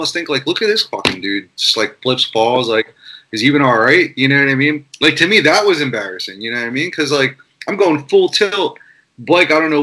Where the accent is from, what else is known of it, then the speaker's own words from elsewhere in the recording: Philadelphia, Pennsylvania, United States; I grew up in Philadelphia